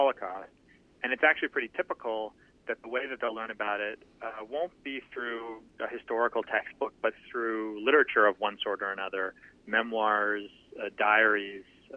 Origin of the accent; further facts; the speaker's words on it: Toronto, Ontario, Canada; I grew up in Toronto in Canada